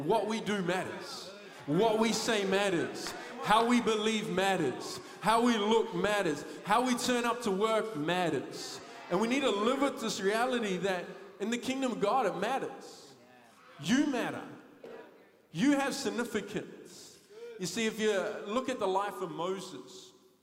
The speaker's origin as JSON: {"language": "English", "town": "Thames", "region": "Waikato", "country": "New Zealand", "tie": "born or raised there", "said": "I grew up in Thames"}